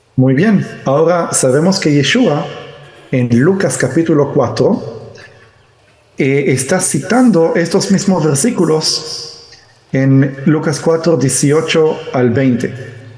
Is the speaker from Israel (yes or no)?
yes; Israel; yo nací en Israel, pero eh, mis padres son judíos de eh, Argentina